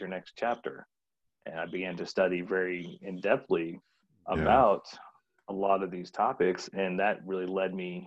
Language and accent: English; the South, United States; moved away; I grew up in the South, and it started out as Southern Baptist